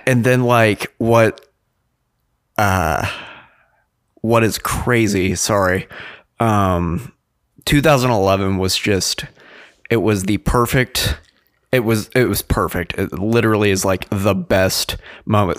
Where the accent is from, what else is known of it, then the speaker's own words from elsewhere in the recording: Wichita, Kansas, United States; we're from Wichita